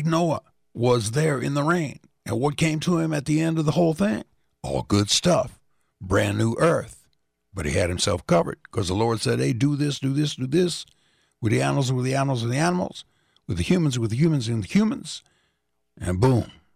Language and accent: English; Indianapolis, Indiana, United States; Coming out of the Westside Baptist Church in Indianapolis, Indiana, my hometown